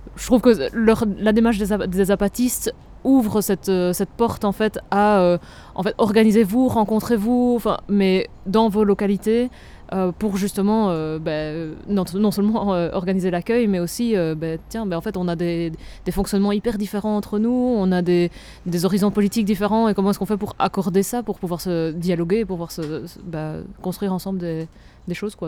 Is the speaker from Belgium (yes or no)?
yes; Namur, Wallonia, Belgium; je viens de Namur